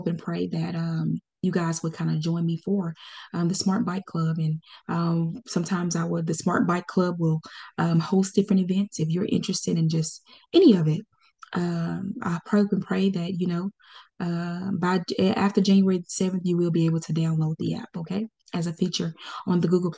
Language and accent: English; Pine Bluff, Arkansas, United States; also born or lived in Conway, Arkansas; Pine Bluff, Arkansas. This is my hometown. I was born and raised there, went to school there